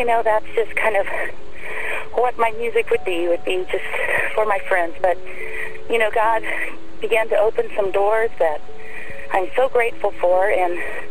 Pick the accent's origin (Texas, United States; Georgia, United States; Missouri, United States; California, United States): California, United States; moved away as an adult; also born or lived in Indiana; I came from California to Indiana to go to college